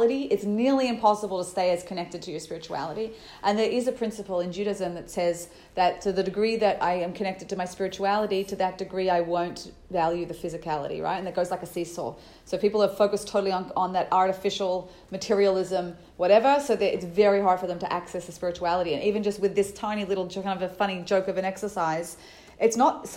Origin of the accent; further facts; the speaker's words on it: Australia; I'm Australian